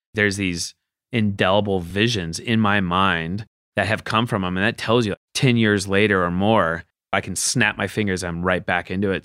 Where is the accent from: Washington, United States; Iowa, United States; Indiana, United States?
Washington, United States; Seattle; moved away; growing up in Seattle where I'm from